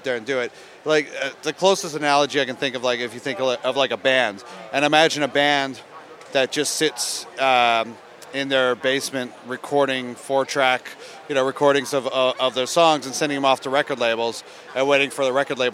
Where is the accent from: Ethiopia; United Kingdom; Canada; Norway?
Canada; Ontario; where I grew up in Ontario, it was not cool to listen to rap